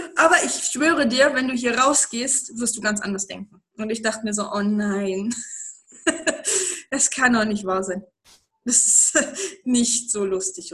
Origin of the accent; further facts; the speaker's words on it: East Germany, Germany; ich bin aufgewachsen im Osten. Ähm, noch in der DDR geboren, aufgewachsen, dann aber nicht mehr in der DDR